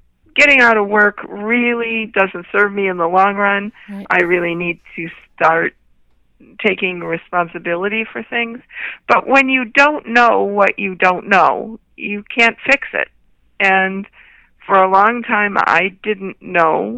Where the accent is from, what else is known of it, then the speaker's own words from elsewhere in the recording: Toledo, Ohio, United States; I was born in Toledo, Ohio, the third of five children.